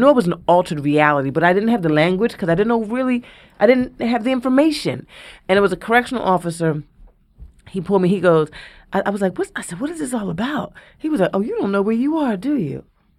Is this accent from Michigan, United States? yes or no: no; Philadelphia, Pennsylvania, United States; I'm from West Philly. I'm like, fuck a giggle.